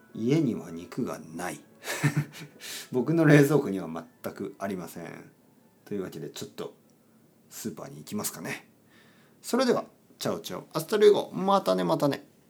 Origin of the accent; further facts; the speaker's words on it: Oita, Japan; 僕の出身は豊後牛というのがあるし